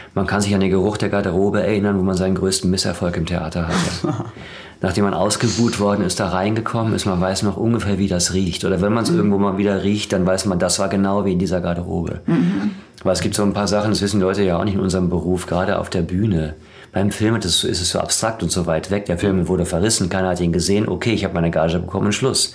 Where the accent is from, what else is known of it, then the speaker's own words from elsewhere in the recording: Dortmund, North Rhine-Westphalia, Germany; now in Berlin, Germany; Ich bin in Dortmund groß geworden